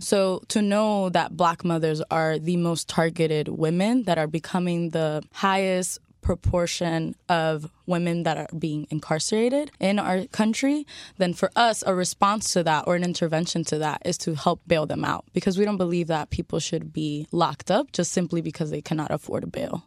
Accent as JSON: {"language": "English", "town": "Miami", "region": "Florida", "country": "United States", "tie": "born or raised there", "said": "I'm a Miami native"}